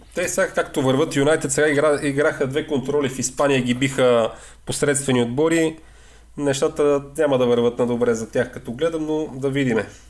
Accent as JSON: {"language": "Bulgarian", "area": "the Northwest", "region": "Northwest Bulgaria", "country": "Bulgaria", "said": "ние, които сме от Северозапада"}